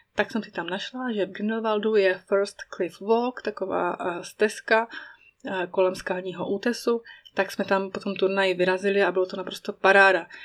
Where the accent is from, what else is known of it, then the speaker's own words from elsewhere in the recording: Czechia; moved away as an adult; now in Emmental, Switzerland; můj rodný kraj, Bílé Karpaty